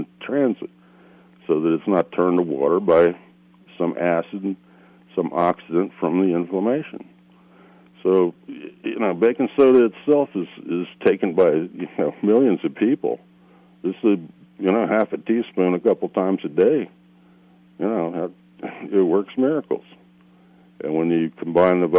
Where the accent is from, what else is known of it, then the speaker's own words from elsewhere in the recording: South Florida, United States; I grew up in South Florida